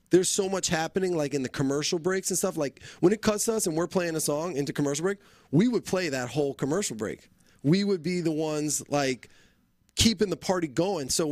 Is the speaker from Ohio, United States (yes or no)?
no; New Jersey, United States; moved away; I'm originally from New Jersey